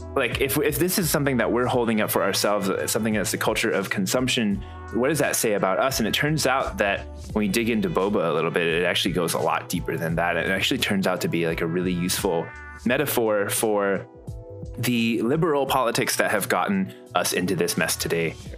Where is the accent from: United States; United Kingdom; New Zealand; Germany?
United States; Midwest; moved away; also born or lived in Houston; growing up in the Midwest